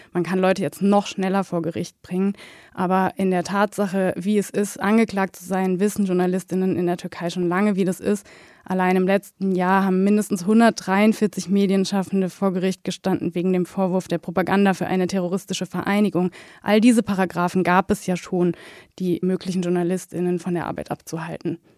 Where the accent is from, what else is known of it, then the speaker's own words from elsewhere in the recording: Germany; als Deutsche